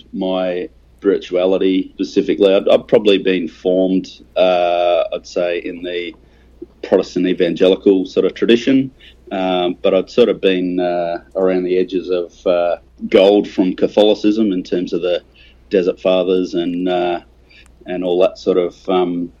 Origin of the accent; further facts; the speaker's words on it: Australia; me as an Australian